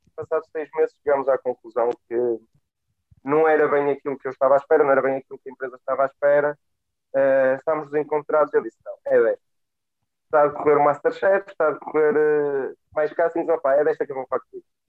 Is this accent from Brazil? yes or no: no; Guimarães, Braga, Portugal; eu cresci em Guimarães, mais concretamente em Pidém, um meio completamente industrializado com o têxtil.